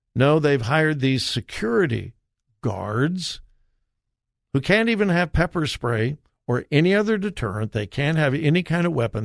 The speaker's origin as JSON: {"language": "English", "region": "California", "country": "United States", "tie": "born or raised there", "said": "my home state of California"}